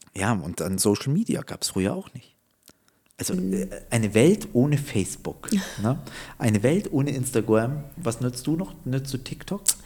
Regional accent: Munich, Bavaria, Germany; ich bin in München aufgewachsen

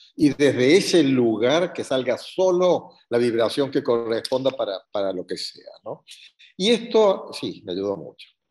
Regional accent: Córdoba, Argentina; also born or lived in La Pampa, Argentina; Soy argentino, nacido en la ciudad de Córdoba

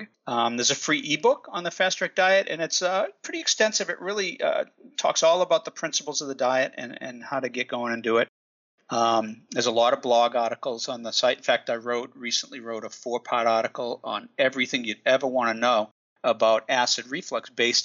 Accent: United States; accent: Boston; also born or lived in West Coast; now in Watertown, United States; I actually grew up right between Boston and Providence

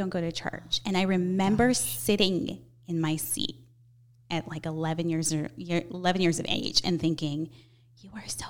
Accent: Chicago, Illinois, United States; I grew up Catholic, grew up in a small little Italian neighborhood here in Chicago called the Heart of Chicago.

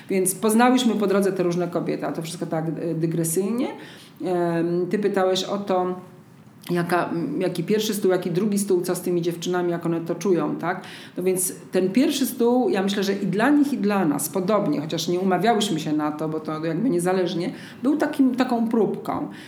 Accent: Zajęczniki, Podlaskie Voivodeship, Poland; bo ja jestem z Zajęcznik, pod Siemiatyczami

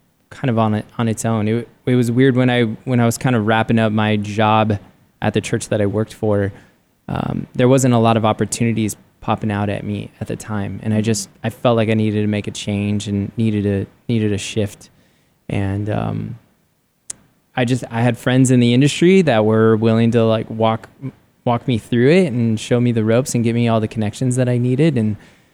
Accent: San Diego, California, United States; moved away as an adult; now in Arizona, United States; I grew up in San Diego and loved San Diego.

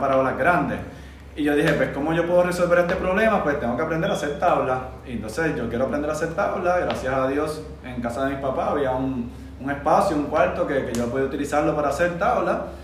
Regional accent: Manatí, Puerto Rico; nacido y criado en Manatí, Puerto Rico, específicamente en la playa la Poza de las Mujeres, Las Palmas

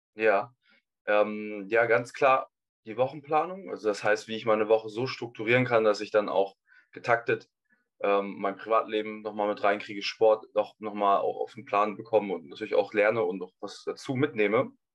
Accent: Hamburg, Germany; ich komme aus Hamburg

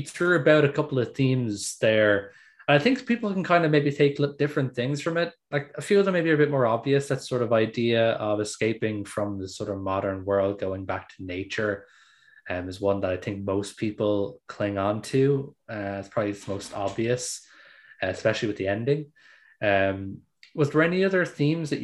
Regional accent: Ireland; I'm Irish

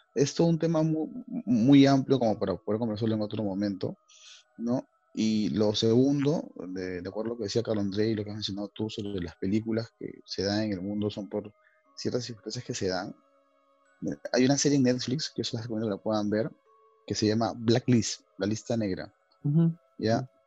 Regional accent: Chorrillos, Lima, Peru; nosotros que somos de Chorrillos

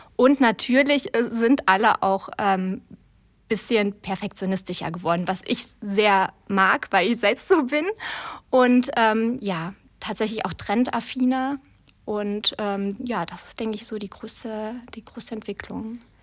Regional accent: Trier, Rhineland-Palatinate, Germany; also born or lived in Konz; Also ich bin äh, tatsächlich äh, in Trier groß geworden, beziehungsweise in Trier geboren.

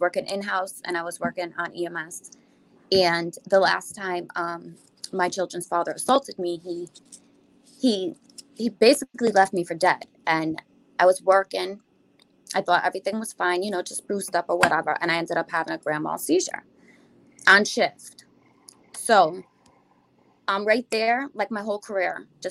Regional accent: New York, United States; I'm from New York

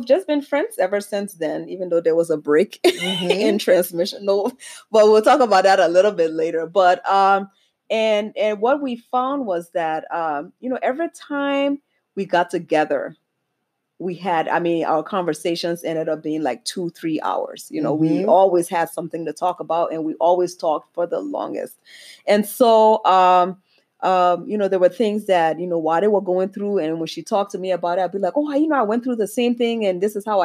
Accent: Liberia; now in Minnesota, United States; I'm originally from Liberia, West Africa, and I am Liberian to the core.

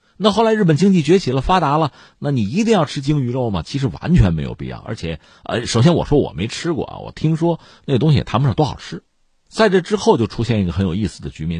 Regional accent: China; 虽然我们是中国人啊

